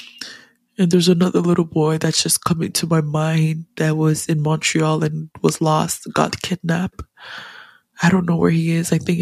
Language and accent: English; Ghana; as a Ghanaian, as an African